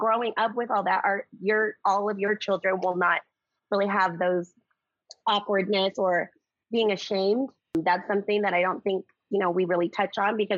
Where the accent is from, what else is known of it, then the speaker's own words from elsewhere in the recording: Mandaluyong, Metro Manila, Philippines; now in United States; I was born in the Philippines in Mandaluyong. And it was in the 70s, and I came to America for a better life